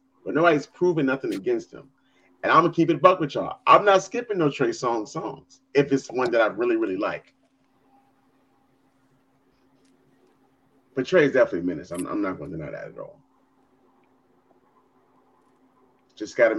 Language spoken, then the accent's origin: English; United States; I'm from the Burg